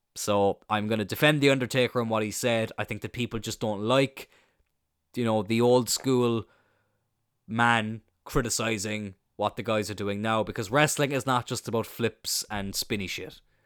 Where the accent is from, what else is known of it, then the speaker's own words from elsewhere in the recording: Ireland; I'm Irish